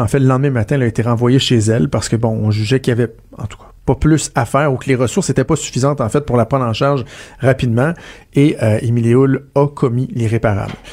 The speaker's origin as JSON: {"language": "French", "region": "Quebec", "country": "Canada", "said": "chez nous au Québec"}